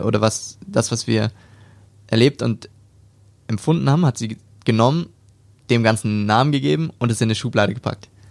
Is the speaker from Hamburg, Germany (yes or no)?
yes; Hamburg, Germany; born or raised there; moved away as an adult; now in Stuttgart, Germany